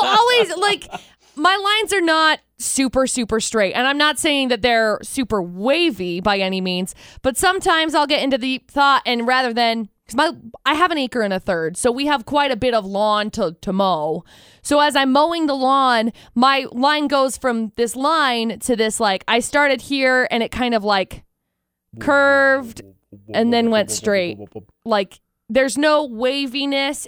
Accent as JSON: {"language": "English", "area": "Box Elder County", "region": "Utah", "country": "United States", "tie": "born or raised there", "said": "I grew up in Box Elder County"}